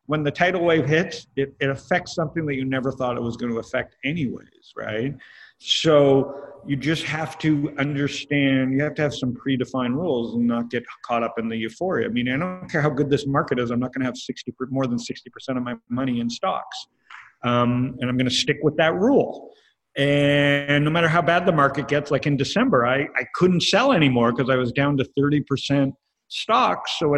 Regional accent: Canada; I'm Canadian.

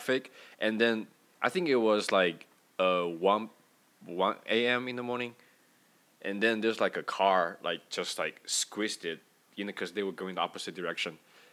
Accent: China; moved away; I was back in China during the vacation, right? And then, you know, back in my hometown

